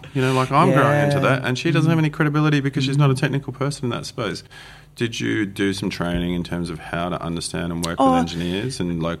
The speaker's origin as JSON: {"language": "English", "country": "Australia", "said": "As an Aussie"}